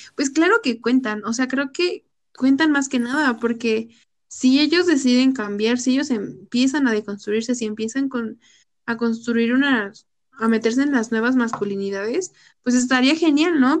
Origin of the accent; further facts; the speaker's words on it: Mexico; somos mexicanas